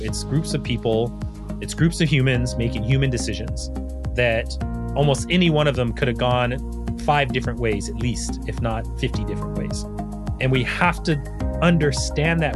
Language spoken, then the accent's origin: English; United States; as an American